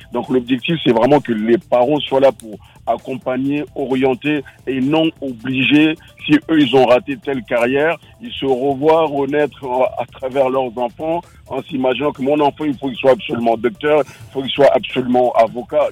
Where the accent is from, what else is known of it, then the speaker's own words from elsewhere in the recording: Bondy, Île-de-France, France; j'ai grandi à Bondy